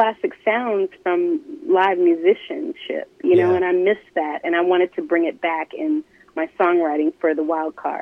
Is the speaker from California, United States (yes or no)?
yes; Oakland, California, United States; also born or lived in New Orleans, Louisiana; growing up in New Orleans and then, you know, pretty much raised in Oakland, California